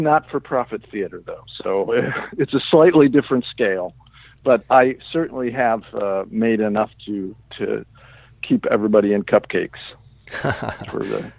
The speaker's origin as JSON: {"language": "English", "region": "Midwest", "country": "United States", "tie": "born or raised there", "moved": "as an adult", "lives_now": "New York City, United States", "said": "I grew up in the Midwest, and I was actually grew up in a, strangely enough, a theater family. Both my folks were in the professional theater outside of Chicago."}